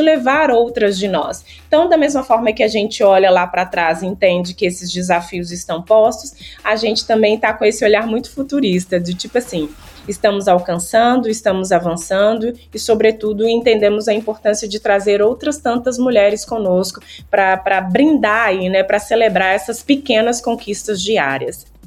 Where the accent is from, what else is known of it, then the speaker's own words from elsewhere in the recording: Mariana, Minas Gerais, Brazil; now in Belo Horizonte, Brazil; eu sou da Cidade Mariana